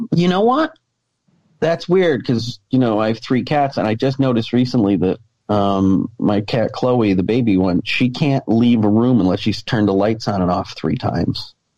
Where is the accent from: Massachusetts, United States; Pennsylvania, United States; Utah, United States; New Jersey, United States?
Massachusetts, United States; the Berkshires; my hometown in the Berkshires